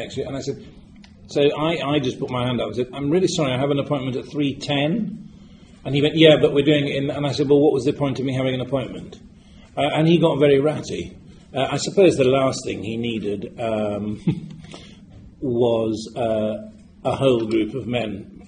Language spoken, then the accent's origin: English; Yorkshire and the Humber, United Kingdom; I come from Yorkshire